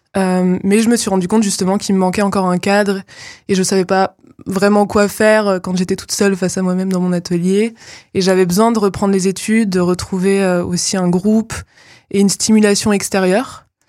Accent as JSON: {"language": "French", "town": "Nantes", "region": "Pays de la Loire", "country": "France", "tie": "born or raised there", "also_born_or_lived": "Aveyron", "moved": "yes", "lives_now": "Épinal, France", "said": "j'ai fait mon, collège et mon lycée à Nantes"}